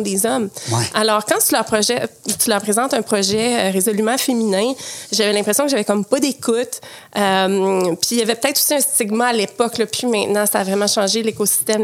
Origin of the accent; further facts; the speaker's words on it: Quebec City, Quebec, Canada; moved away; also born or lived in Montreal; j'ai grandi à Québec, donc ah mon passé de nage synchronisée s'est fait à Québec.